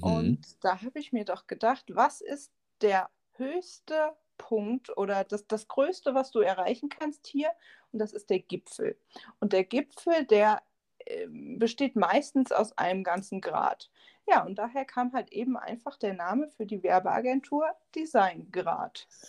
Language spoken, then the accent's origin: German; Siegen, North Rhine-Westphalia, Germany; moved away as an adult; now in Hindelang, Germany; ich bin eigentlich aus Nordrhein-Westfalen, um genau zu sein, aus Siegen